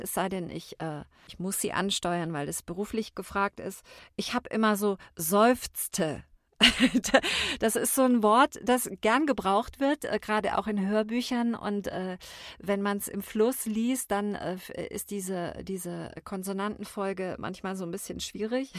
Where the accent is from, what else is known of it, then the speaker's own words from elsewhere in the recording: Baden-Württemberg, Germany; moved away; Ich komme ursprünglich aus dem Badischen und da sind wir sehr warmherzig